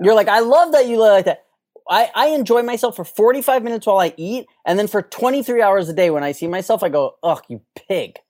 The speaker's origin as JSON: {"language": "English", "town": "New York City", "region": "New York", "country": "United States", "tie": "born or raised there", "moved": "yes", "said": "all of my friends I grew up, New York City"}